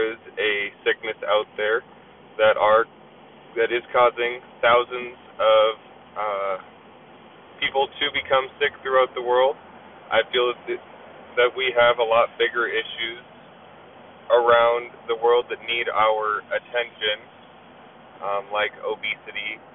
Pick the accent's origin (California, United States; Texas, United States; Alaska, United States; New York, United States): Alaska, United States; Anchorage; my hometown of Anchorage, Alaska